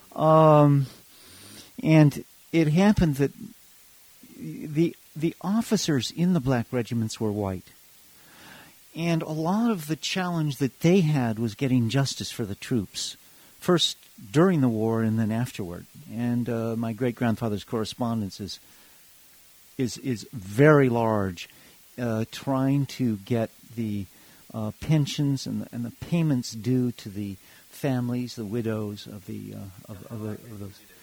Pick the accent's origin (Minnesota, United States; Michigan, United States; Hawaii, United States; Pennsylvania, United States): Hawaii, United States; also born or lived in Africa; now in Amherst, United States; I grew up in Hawaii